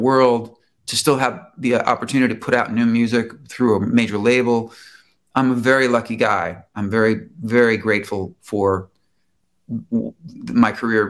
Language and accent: English; Chicago, Illinois, United States; now in Los Angeles, United States; And I moved from Chicago to LA.